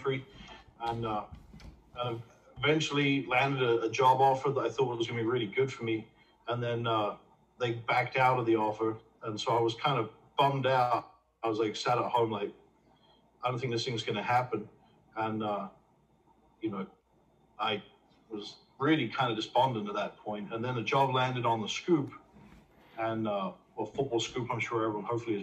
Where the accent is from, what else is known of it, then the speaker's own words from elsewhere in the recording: England, United Kingdom; moved away as an adult; now in United States; grew up, born and raised in England